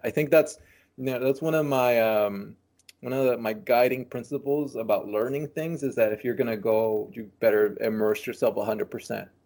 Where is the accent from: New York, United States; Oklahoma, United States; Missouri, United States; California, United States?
California, United States; San Francisco; born or raised there; also born or lived in Nicaragua